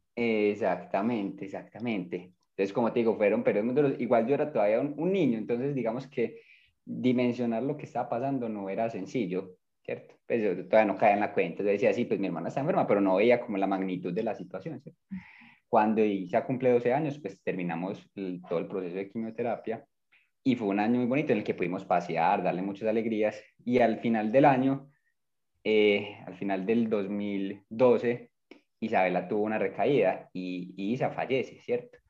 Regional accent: Medellín, Antioquia, Colombia; Yo nací aquí en Medellín

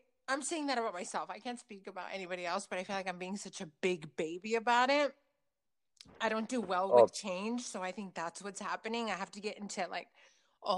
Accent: Salinas, California, United States; I'm from Salinas. It's a little town.

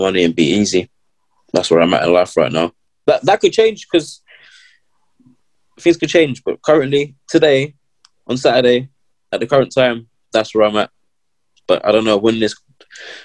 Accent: London, United Kingdom; I'm from London

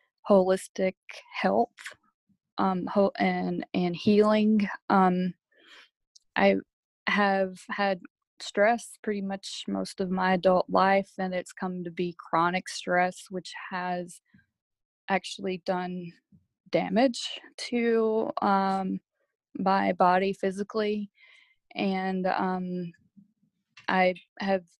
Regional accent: Alabama, United States; moved away as an adult; I grew up in Alabama, born there, raised there until I joined the military

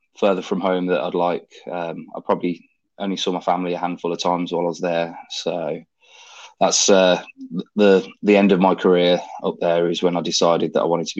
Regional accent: Birmingham, West Midlands, United Kingdom; moved away; I grew up in a place called Norfield in Birmingham.

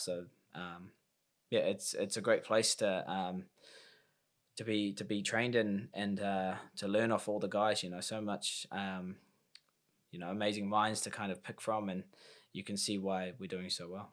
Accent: Auckland, New Zealand; my, um, first time fighting in Auckland in my hometown in five years.

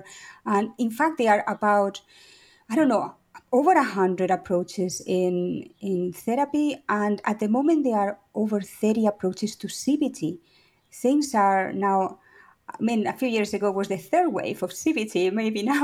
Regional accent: Spain; also born or lived in Paris, France / Valencia, Spain; I'm Spanish. I was born actually in Paris, but I grew up in Spain.

